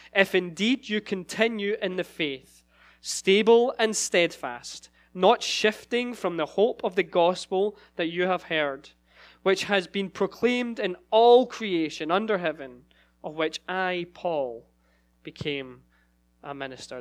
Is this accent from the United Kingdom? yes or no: yes; Scotland, United Kingdom; moved away as an adult; now in Sacramento, United States; so I'm from Scotland originally